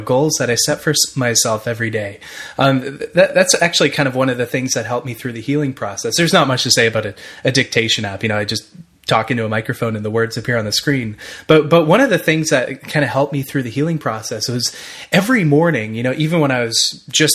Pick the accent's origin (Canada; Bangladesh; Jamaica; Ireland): Canada; Ottawa, Ontario; I'm from Ottawa, Ottawa, Canada